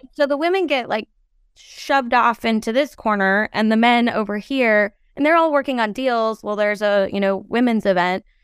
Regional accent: Oregon, United States; I grew up in Oregon

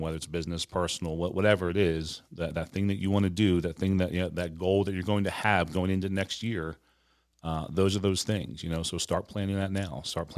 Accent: Philadelphia, Pennsylvania, United States; Now I'm from Philadelphia, that, you know, Rocky is one of our patron saints.

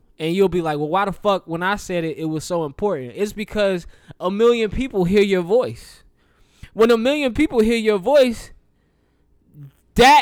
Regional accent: the South, United States; I'm from the South

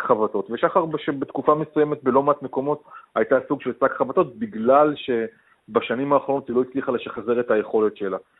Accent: Israel; בתור ישראלי ממוצע

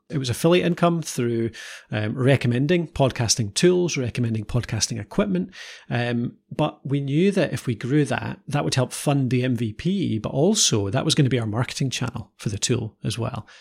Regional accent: Edinburgh, Scotland, United Kingdom; I, uh, was originally Edinburgh, and nowadays we, uh, live a bit further north.

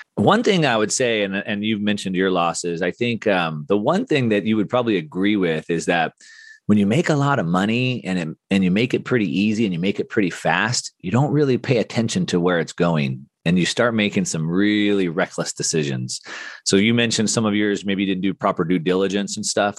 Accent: Southern California, United States; I grew up in Southern California doing action sports.

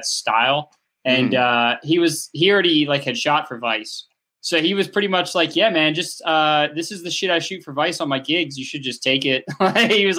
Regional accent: Atlanta, Georgia, United States; We're all from Atlanta

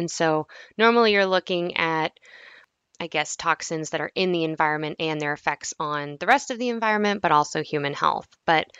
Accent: New Hampshire, United States; But so I'm from New Hampshire, but my dad's military, so I've kind of moved around a lot. But most of my time was spent in New Hampshire.

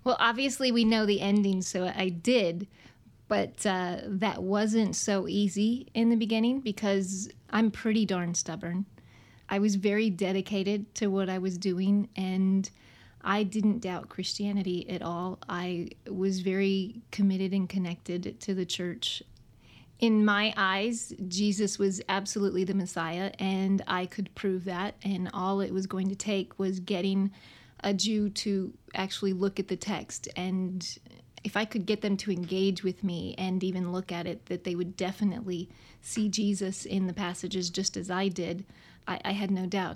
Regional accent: Houston, Texas, United States; I was raised in Houston, Texas

